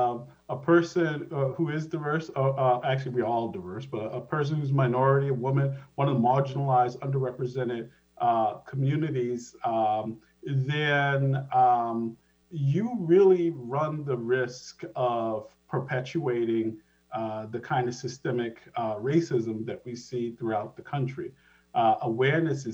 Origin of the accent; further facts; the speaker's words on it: Providence, Rhode Island, United States; also born or lived in Boston, Massachusetts; now in Washington, United States; I am originally from Providence, Rhode Island, spent most of my life in Boston, Massachusetts, moved to the state of Washington 6 years ago now